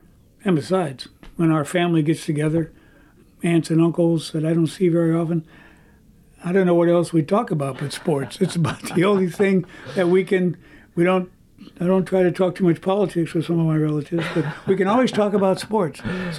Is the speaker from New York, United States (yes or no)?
no; Oakland, California, United States; an incredible and very unique sports history in my hometown of Oakland.